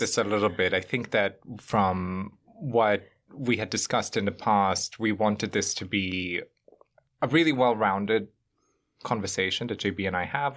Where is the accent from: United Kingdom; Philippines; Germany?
Germany; moved away as an adult; also born or lived in Bosnia; now in New York, United States; I, uh, grown up in Germany for a better part of my life